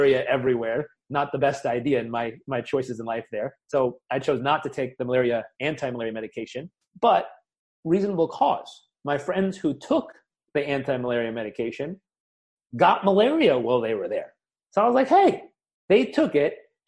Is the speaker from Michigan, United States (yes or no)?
no; Southern California, United States; I grew up in Southern California